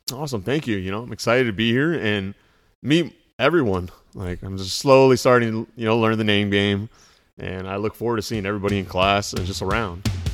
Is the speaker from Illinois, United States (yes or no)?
no; South Orange County, California, United States; I was from South Orange County